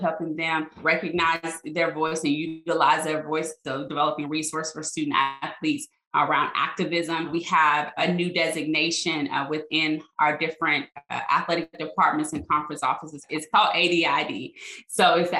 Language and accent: English; Arkansas, United States; moved away as an adult; also born or lived in Louisiana; I went back to my home state, Arkansas State